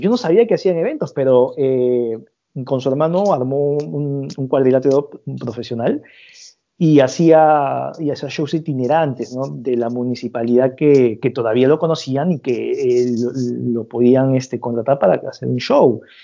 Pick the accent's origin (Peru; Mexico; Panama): Peru